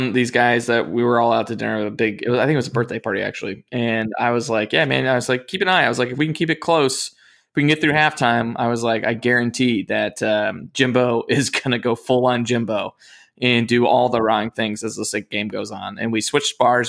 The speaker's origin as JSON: {"language": "English", "region": "North Carolina", "country": "United States", "tie": "born or raised there", "said": "growing up in North Carolina"}